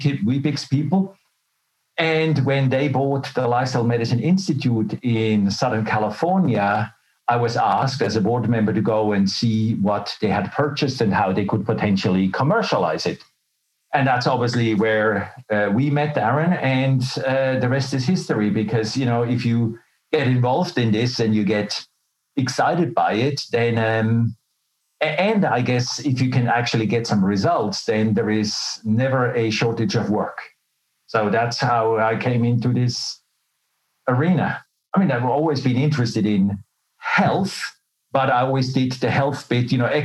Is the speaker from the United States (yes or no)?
no; Switzerland; moved away as an adult; also born or lived in Melbourne, Australia; now in Australia; But I was born and raised in Switzerland. And then as a young adult, I left for Australia.